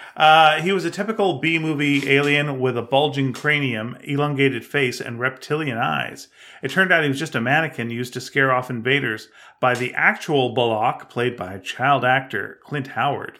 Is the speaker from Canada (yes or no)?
yes; Canada; accent: Canadian; I'm Canadian